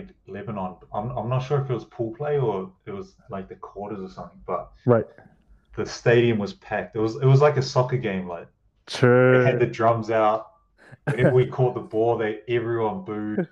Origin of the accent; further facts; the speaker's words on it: Auckland, New Zealand; moved away; South Auckland